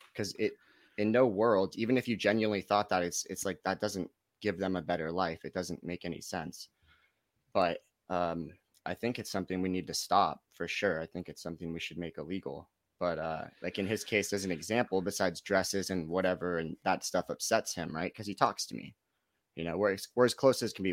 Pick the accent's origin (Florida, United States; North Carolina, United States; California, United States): California, United States; Los Gatos; also born or lived in Lake Tahoe; I'm from Los Gatos, California. It's right in between San Jose and Santa Cruz.